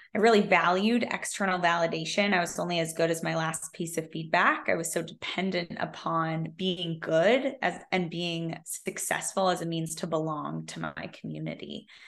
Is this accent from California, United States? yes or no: yes; Silicon Valley, California, United States; I grew up in Silicon Valley